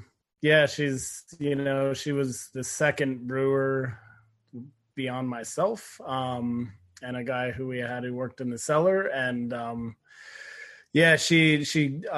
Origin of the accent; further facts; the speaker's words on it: Colorado, United States; moved away as an adult; now in Queensland, Australia; I'm from Colorado